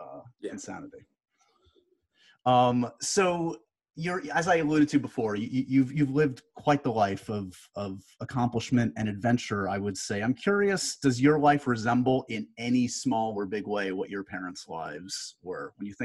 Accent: New York, United States; I'm a New Yorker.

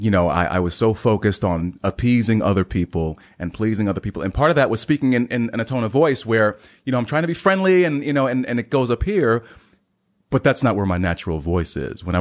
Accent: Heidelberg, Baden-Württemberg, Germany; born there; I'm a military brat, so maybe you know every three to four years, my life was uprooted. I was born in Heidelberg, Germany.

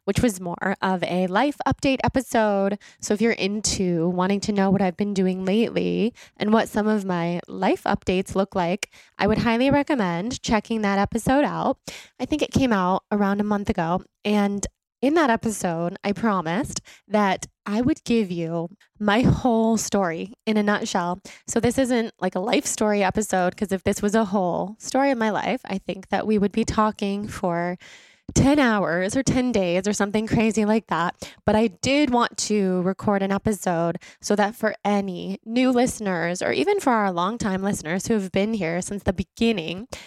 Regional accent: Sacramento, California, United States; I grew up in Sacramento.

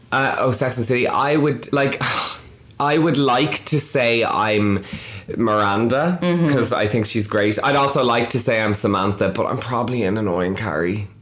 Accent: Dublin, Leinster, Ireland; I'm from Dublin, which is the capital of Ireland

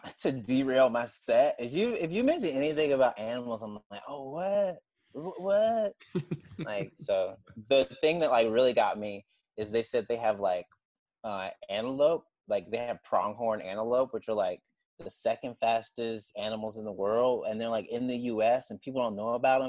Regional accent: Mississippi, United States; I'm from Mississippi.

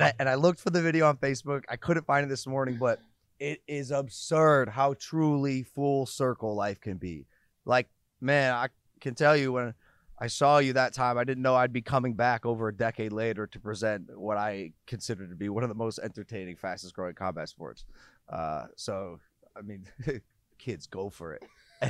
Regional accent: Ohio, United States; I'm from Ohio.

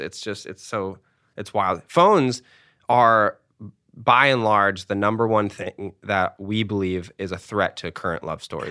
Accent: United States; as an American kid

